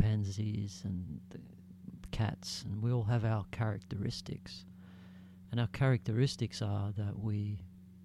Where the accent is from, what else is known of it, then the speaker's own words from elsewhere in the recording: Australia; I'm proud to be Australian